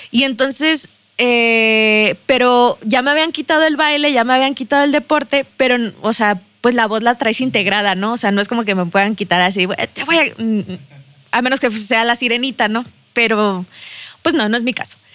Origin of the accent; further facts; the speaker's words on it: Saltillo, Coahuila, Mexico; accent: chilango; si soy de aquí, Sí, soy de aquí de Saltillo, discúlpenme por el acento chilango.